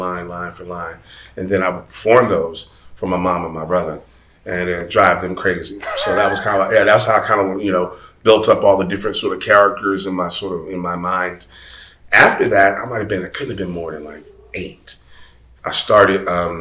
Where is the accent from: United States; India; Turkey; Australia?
United States; Atlanta, Georgia; I am originally from Atlanta, Georgia. I'm a Georgia kid. I was born and raised here.